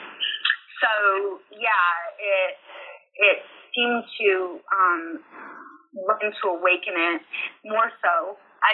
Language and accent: English; Utah, United States; moved away as an adult; now in Alabama, United States; I'm from Utah, and Utah's all about community and huge family